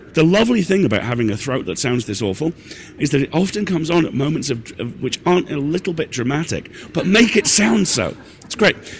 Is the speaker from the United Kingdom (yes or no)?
yes; United Kingdom; I'm British